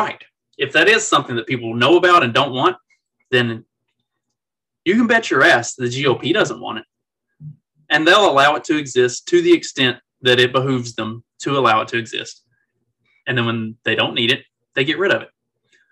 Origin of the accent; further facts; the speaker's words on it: Kentucky, United States; now in Indiana, United States; I'm from Kentucky